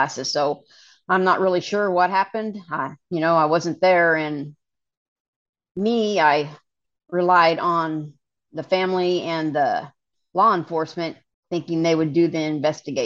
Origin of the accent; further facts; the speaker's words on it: Kansas, United States; we grew up in Kansas, not a lot of options in the middle of Kansas